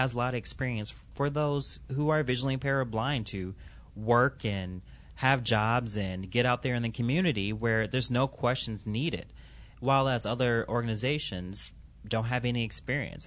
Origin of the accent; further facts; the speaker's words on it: Milwaukee, Wisconsin, United States; I'm from Milwaukee